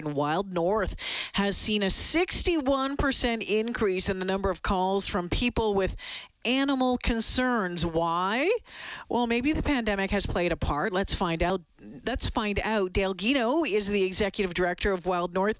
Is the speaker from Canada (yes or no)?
yes; Ontario, Canada; now in Edmonton, Canada; I'm from Ontario originally